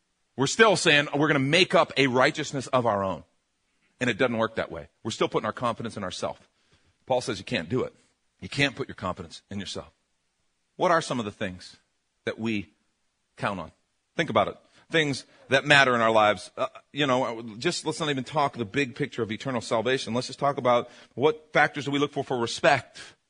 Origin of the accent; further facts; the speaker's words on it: Chicago, Illinois, United States; I grew up in Chicago.